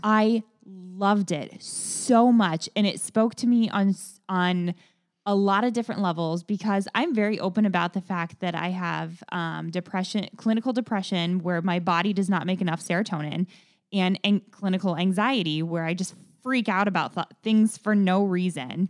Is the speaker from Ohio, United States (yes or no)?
yes; Kettering, Ohio, United States; I went to Kettering